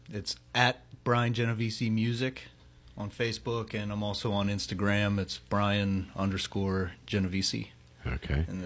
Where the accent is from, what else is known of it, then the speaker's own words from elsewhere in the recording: Pittsburgh, Pennsylvania, United States; I'm from the South Hills of Pittsburgh.